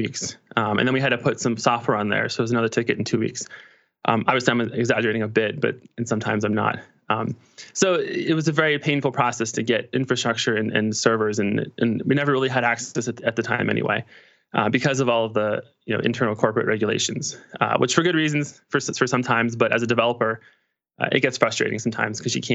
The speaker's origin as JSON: {"language": "English", "town": "Pittsburgh", "region": "Pennsylvania", "country": "United States", "said": "I'm from Pittsburgh, Pennsylvania"}